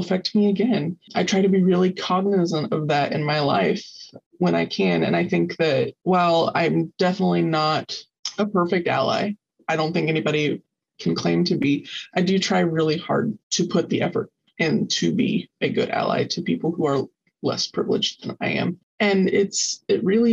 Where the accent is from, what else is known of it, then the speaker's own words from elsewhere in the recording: the South, United States; moved away as an adult; also born or lived in Arizona; growing up in the South in particular, I grew up in a pretty well-off family